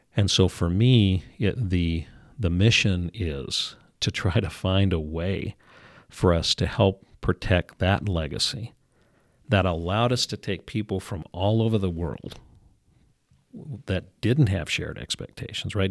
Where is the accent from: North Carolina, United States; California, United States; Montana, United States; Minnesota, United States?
Montana, United States; Kalispell; I was raised here, not born. We actually moved